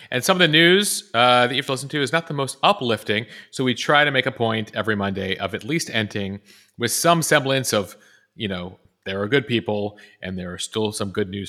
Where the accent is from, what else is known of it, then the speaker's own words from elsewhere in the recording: Buffalo Grove, Illinois, United States; I grew up in the northern suburbs, initially in Morton Grove and then Buffalo Grove. So officially for Chicago, and I'm a suburbanite as well